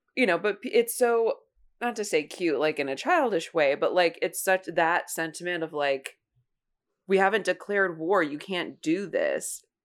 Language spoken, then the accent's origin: English; Ohio, United States; I grew up in Ohio